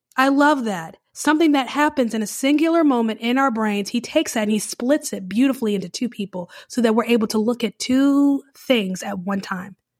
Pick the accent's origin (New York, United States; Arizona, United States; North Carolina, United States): North Carolina, United States; Charlotte; now in New Orleans, United States; I grew up in Charlotte, which is very modern, very sleek, and changes with the time